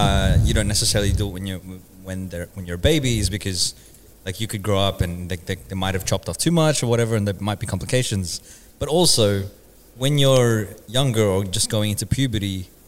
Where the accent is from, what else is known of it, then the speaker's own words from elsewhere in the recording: Philippines; Yeah, it was like a rite of passage as a Filipino boy.